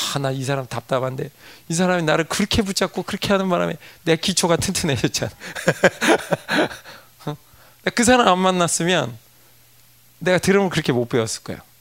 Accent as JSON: {"language": "Korean", "country": "South Korea", "also_born_or_lived": "United States", "moved": "yes"}